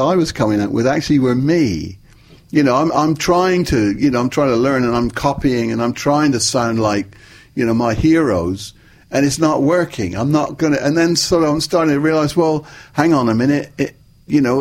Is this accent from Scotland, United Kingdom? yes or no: no; Plymouth, South West England, United Kingdom; Plymouth, my hometown, in the west of England